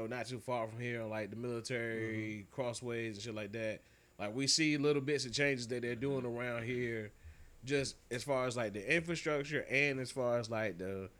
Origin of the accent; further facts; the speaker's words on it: Norfolk, Virginia, United States; I'm from Norfolk. You tell me anywhere in Norfolk, I got you.